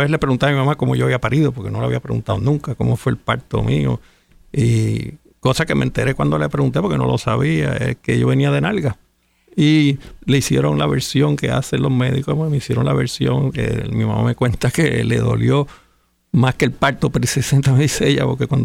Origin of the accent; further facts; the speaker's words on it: San Juan, Puerto Rico; nací en Santurce.